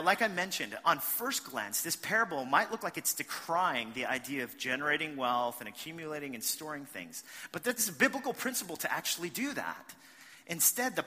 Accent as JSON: {"language": "English", "region": "New York", "country": "United States", "said": "I'm from New York."}